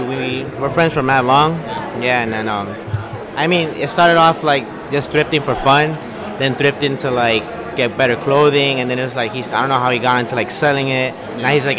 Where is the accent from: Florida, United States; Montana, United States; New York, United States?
New York, United States; New York City; I'm from Corona.